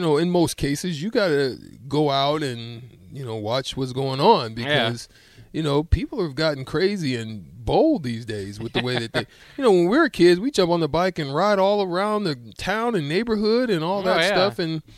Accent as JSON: {"language": "English", "region": "Alabama", "country": "United States", "tie": "born or raised there", "said": "I grew up in Alabama mostly"}